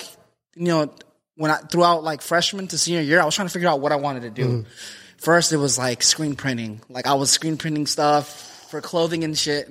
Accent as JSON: {"language": "English", "town": "Lindsay", "region": "California", "country": "United States", "tie": "born or raised there", "said": "I was born in Lindsay, California."}